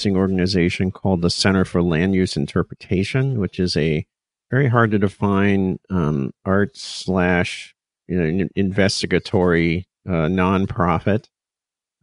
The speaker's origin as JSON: {"language": "English", "town": "Culver City", "region": "California", "country": "United States", "tie": "born or raised there", "also_born_or_lived": "San Diego, California", "said": "I grew up in Culver City, which is part of West Los Angeles"}